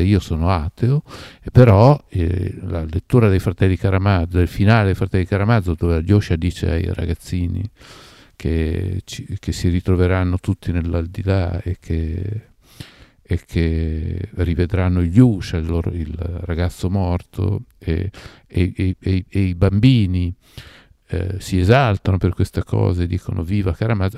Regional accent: Parma, Emilia-Romagna, Italy; moved away as an adult; also born or lived in Algeria; io sono nato a Parma e ho vissuto tanti anni a Parma e Parma non la sopportavo. Sono andato via che avevo 22 anni

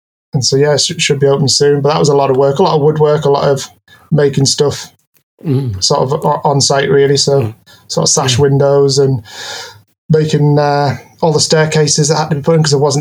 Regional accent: Keswick, North West England, United Kingdom; now in Newcastle, United Kingdom; I live in Newcastle. I'm originally from Cumbria, from Keswick

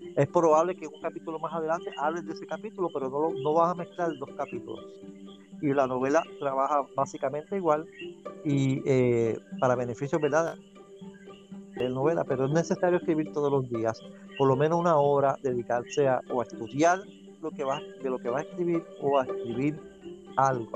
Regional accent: Dorado, Puerto Rico; soy natural de Dorado, Dorado, Puerto Rico

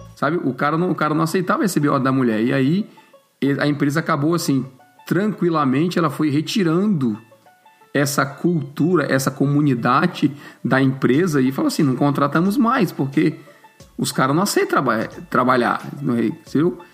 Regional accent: Fortaleza, Ceará, Brazil; now in Canada; eu vim do Nordeste lá para nossas bandas

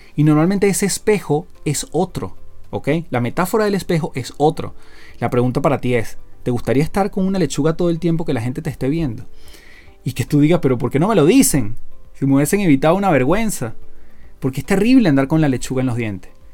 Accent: Venezuela; now in Chile; vivo en Chile, soy casado, soy venezolano

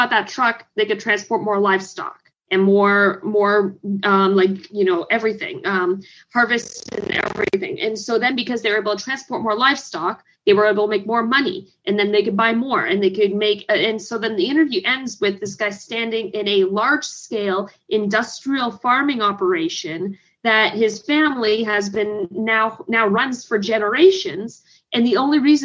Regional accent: Canada; also born or lived in Hamilton, Ontario; as a Canadian

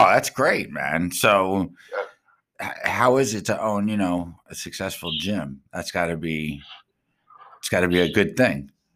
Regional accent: Long Island, New York, United States; I'm from Strong Island

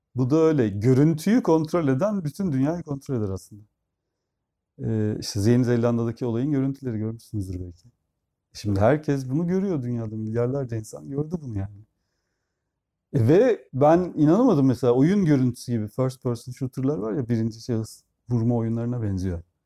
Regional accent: Turkey; Türkler olarak

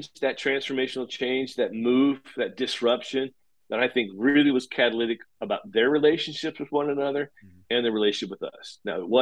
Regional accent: Paola, Kansas, United States; moved away as an adult; also born or lived in Chicago; now in Kansas City, United States; Kansas City was kind of my hometown where we'd grown up, just outside the southern part of the city, actually in rural in Payola, Kansas

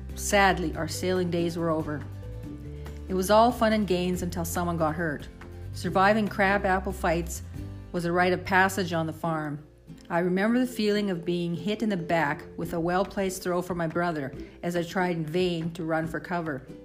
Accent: Saskatchewan, Canada; growing up on the farm in Saskatchewan in the 60s and 70s

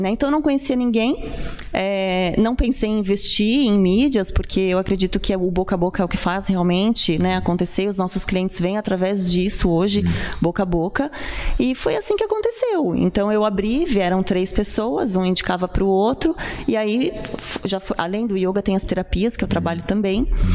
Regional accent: São Paulo, Brazil; moved away as an adult; now in Blumenau, Brazil; eu sou paulistana, um meu... sou de São Paulo e eu tô aqui faz uh, um ano que eu tô oficialmente, né? Uhum. Mas eu vim em 2019

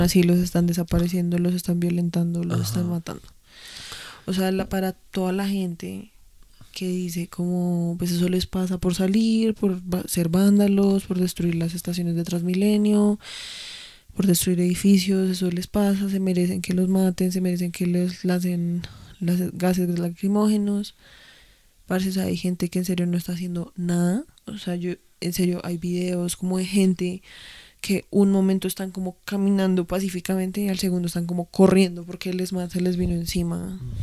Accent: Colombia

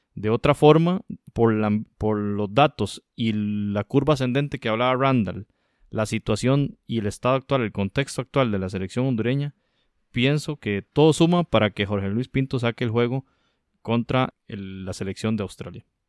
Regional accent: Costa Rica; como costarricense lo digo

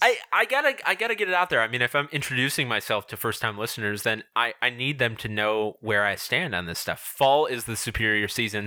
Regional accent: Illinois, United States; we're both from the Midwest, we're both from Illinois

